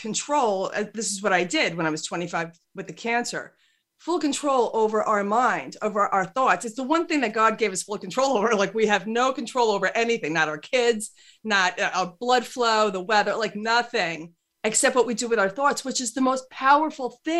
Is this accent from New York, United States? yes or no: yes; New York, United States; I'm 100% Irish. I'm not Italian, but I'm a New Yorker